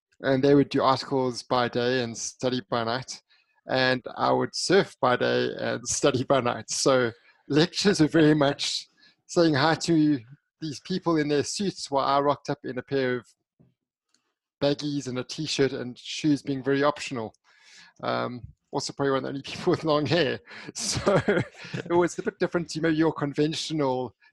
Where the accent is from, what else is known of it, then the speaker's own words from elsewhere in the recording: East London, Eastern Cape, South Africa; it all began in Cape Town, in fact, when I first entered the world. I grew up in East London, and that East London, South Africa